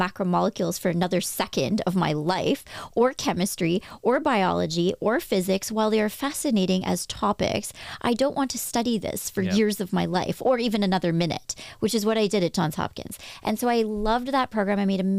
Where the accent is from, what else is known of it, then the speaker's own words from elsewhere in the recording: Toronto, Ontario, Canada; also born or lived in Victoria; I was born in Toronto, moved to Victoria, moved back to Toronto. But in Victoria, I told everybody that I was from Toronto at age like 5, 6, 7.